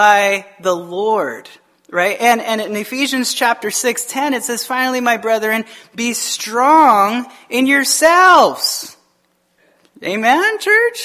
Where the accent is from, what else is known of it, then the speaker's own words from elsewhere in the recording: Tucson, Arizona, United States; I grew up in Tucson, Arizona